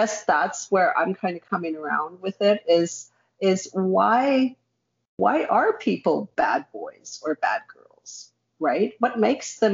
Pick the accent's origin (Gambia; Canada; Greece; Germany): Canada; I'm Canadian born, but my parents were refugees